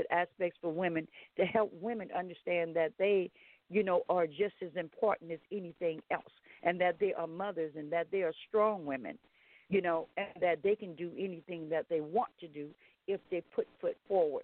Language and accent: English; Baton Rouge, Louisiana, United States; also born or lived in Independence, Louisiana; I was born in Independence, Louisiana, raised on a tribe, Lolly Kemp, tribe in Louisiana, moved to Baton Rouge, continued to be reared there